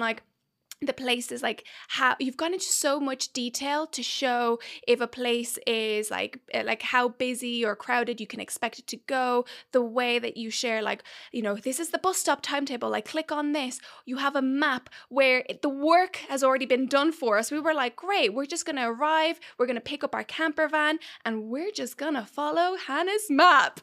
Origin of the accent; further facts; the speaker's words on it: Dublin, Leinster, Ireland; moved away; also born or lived in Mexico City / New York / London; I, I was born in Mexico City. I then was raised in, in Dublin